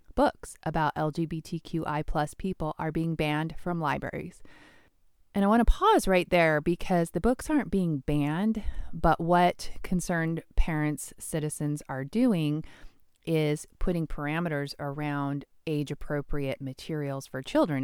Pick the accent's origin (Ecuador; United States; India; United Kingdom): United States; Washington; my home state of Washington